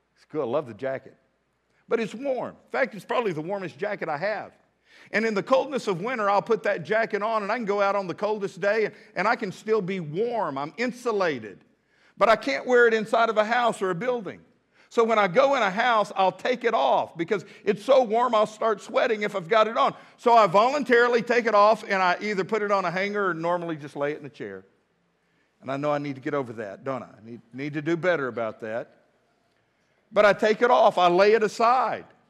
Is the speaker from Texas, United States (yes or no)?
yes; Midland, Texas, United States; now in Fort Smith, United States; As a kid, I grew up in Midland, Texas, went to Emerson Elementary